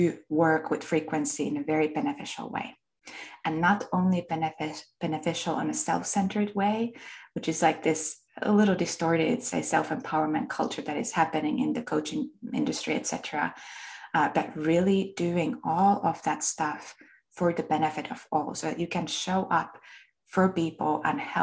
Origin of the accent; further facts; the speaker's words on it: Finland; accent: Finnish; I was born and raised in Finland. That's where my accent comes from.